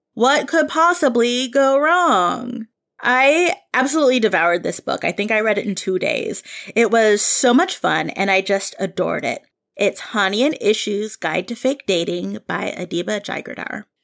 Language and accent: English; Bay Area, California, United States; I grew up here in the Bay Area